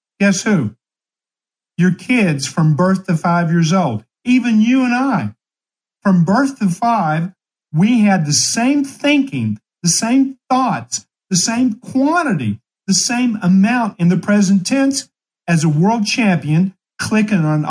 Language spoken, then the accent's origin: English; Ashland, Kentucky, United States; born or raised there